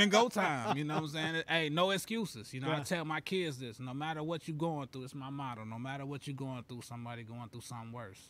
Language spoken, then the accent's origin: English; Carbondale, Illinois, United States; I growing up in Carbondale, man, we couldn't wait to get to the spec. I was born and raised in Tatum Heights, you know.